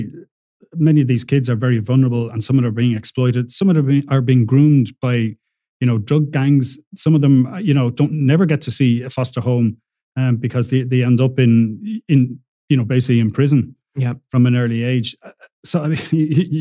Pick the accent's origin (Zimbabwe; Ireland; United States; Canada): Ireland; being typically Irish